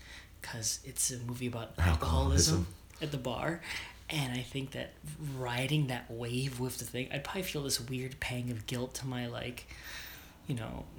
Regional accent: New York, United States; For some reason, I am Jewish from New York.

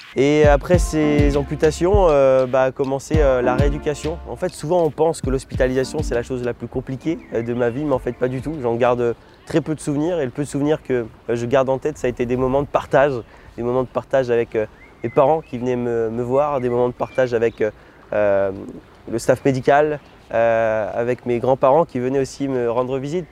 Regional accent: Lunéville, Grand Est, France; je suis né en Lorraine, plus précisément euh, à côté de Nancy, Lunéville

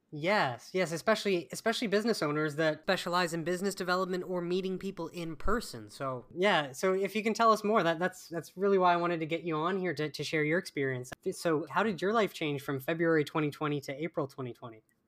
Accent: Canada; being Canadian

